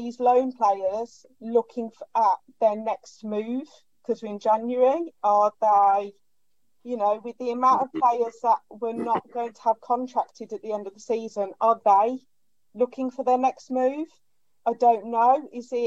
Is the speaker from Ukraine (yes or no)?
no; Birmingham, West Midlands, United Kingdom; I'm from Birmingham.